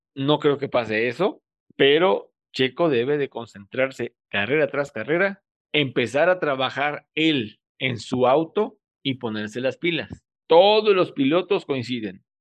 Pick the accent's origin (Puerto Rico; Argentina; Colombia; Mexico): Mexico; Soy mexicano